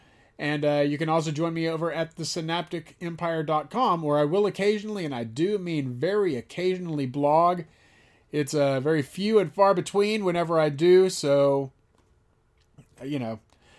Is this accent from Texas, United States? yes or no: yes; Aledo, Texas, United States; now in Dallas, United States; growing up in Aledo, Texas.